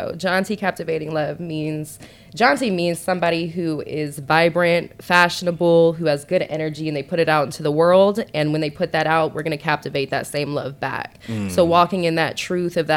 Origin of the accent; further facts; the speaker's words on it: Boulder City, Nevada, United States; moved away as an adult; also born or lived in Henderson, Nevada / Las Vegas, Nevada; now in Atlanta, United States; I actually grew up in a small city for the first like 10, 11 years of my life called Boulder City